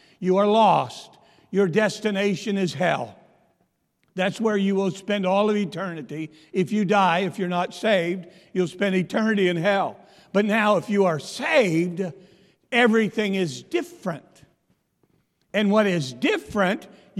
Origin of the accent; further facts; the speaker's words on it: Pennsylvania, United States; moved away; I'm from Pennsylvania